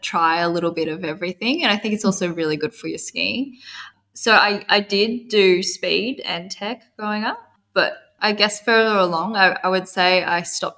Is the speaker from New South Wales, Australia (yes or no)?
yes; Perisher, New South Wales, Australia; I'm from Perisher in Australia, New South Wales